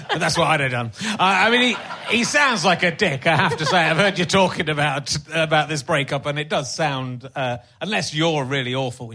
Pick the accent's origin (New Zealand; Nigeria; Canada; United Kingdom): United Kingdom; Somerset, South West England; I was from Somerset